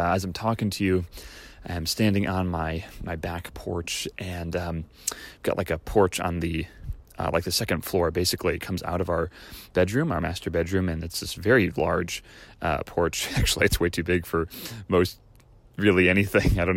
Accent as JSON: {"language": "English", "region": "Great Plains", "country": "United States", "tie": "born or raised there", "moved": "yes", "said": "I grew up in the Great Plains"}